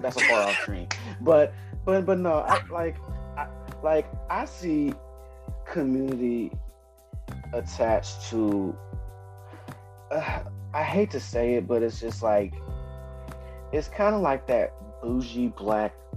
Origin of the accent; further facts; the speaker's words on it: West Coast, United States; I'm from the West Coast